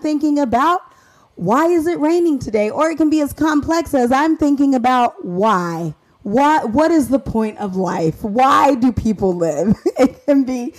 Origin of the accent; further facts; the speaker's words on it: Arizona, United States; moved away; also born or lived in Indiana; I'm from Arizona